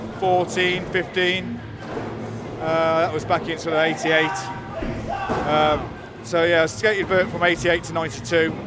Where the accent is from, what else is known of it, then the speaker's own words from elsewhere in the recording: Worcester, West Midlands, United Kingdom; I'm from Worcester, vert skater